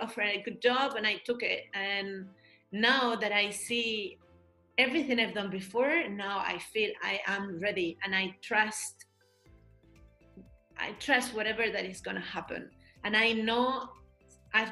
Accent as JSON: {"language": "English", "town": "Madrid", "region": "Community of Madrid", "country": "Spain", "also_born_or_lived": "London / Beijing", "moved": "as an adult", "lives_now": "Germany", "said": "I come from Madrid from a little neighborhood."}